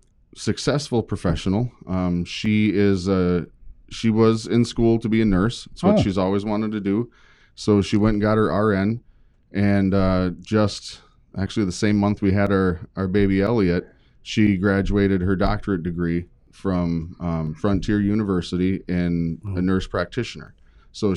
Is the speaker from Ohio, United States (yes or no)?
no; Rice Lake, Wisconsin, United States; also born or lived in River Falls, Wisconsin; I grew up mainly in Rice Lake, Wisconsin. Originally was born around the River Falls area. That's where my family, the family farm kind of was. My mom moved to Rice Lake when I was just a couple years old and spent basically the rest of my life there.